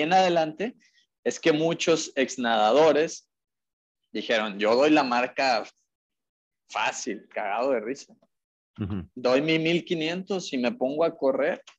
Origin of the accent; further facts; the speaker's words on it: Mexico; como mexicanos